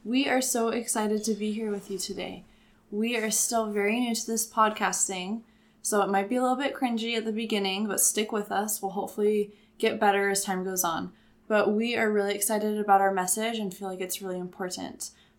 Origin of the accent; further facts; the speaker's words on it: Utah, United States; Yeah, so I was also born and raised in Utah. I'm the oldest of 9 kids